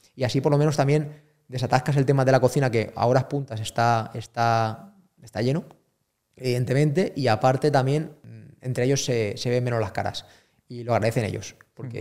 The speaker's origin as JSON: {"language": "Spanish", "country": "Spain", "said": "yo, soy español"}